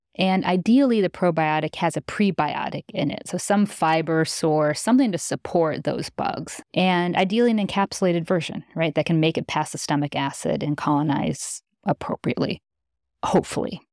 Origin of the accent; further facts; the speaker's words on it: Midwest, United States; I grew up in the Midwest.